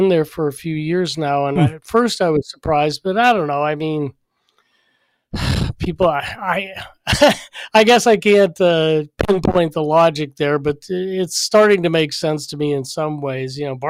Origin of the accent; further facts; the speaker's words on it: Chicago, Illinois, United States; And I'm from Chicago